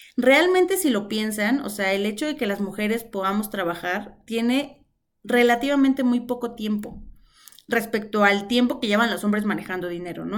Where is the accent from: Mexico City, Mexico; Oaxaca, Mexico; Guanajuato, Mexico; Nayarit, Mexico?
Mexico City, Mexico; Nací en Ciudad de México en un hospital de Liste cuando ella apenas tenía 25 años. Nací y crecí rodeada de mujeres.